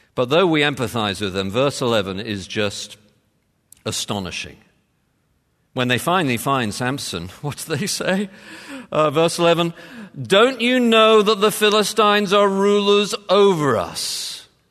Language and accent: English; United Kingdom; moved away; being British